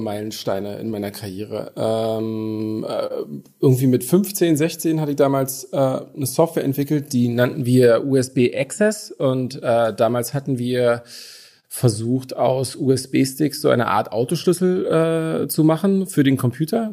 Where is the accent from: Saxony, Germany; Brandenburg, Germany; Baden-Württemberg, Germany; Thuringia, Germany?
Brandenburg, Germany; Brandenburg an der Havel; accent: Berlinerisch; now in Berlin, Germany; aber tatsächlich bin ich nicht ur sondern geboren in äh, Brandenburg an der Havel